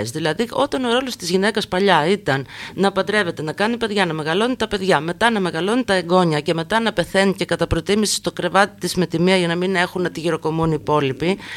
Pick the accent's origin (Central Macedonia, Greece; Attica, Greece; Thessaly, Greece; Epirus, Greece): Thessaly, Greece; Volos; Και εγώ, και εγώ στο Βόλο